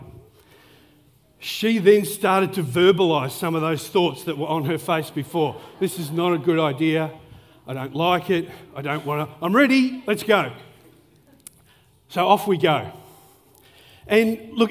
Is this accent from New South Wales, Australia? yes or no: no; Melbourne, Victoria, Australia; moved away; I grew up in Melbourne